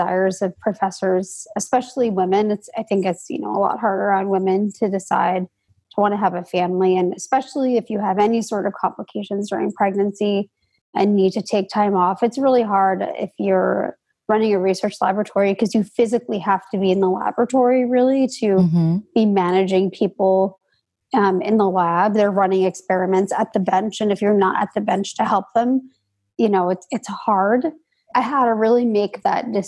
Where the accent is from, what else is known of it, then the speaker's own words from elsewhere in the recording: United States; I grew up right outside of New York City